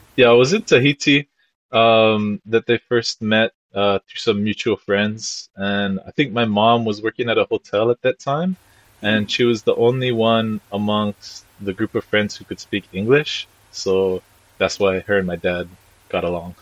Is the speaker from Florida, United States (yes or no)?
no; Puna, Hawaii, United States; also born or lived in Hilo, Hawaii / Marquesas Islands; raised in our house out in Puna, specifically in Hawaiian Paradise Park area